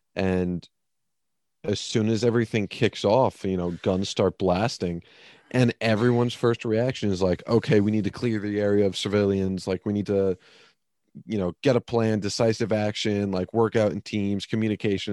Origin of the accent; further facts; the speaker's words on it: United States; as an American